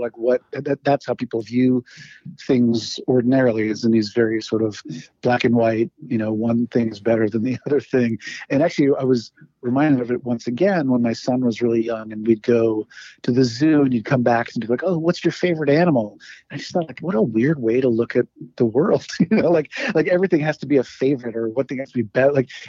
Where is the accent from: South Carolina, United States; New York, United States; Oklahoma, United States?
New York, United States; also born or lived in Iran; I was born in New York. I split my time between here in New York and in Iran, because at the time, my dad was he was a vice dean in a university in southern Iran